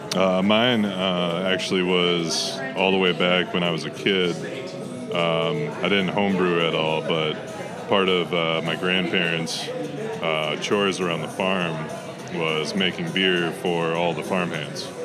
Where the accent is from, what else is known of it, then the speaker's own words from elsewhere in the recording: Morris, Minnesota, United States; I grew up uh, Morris, Minnesota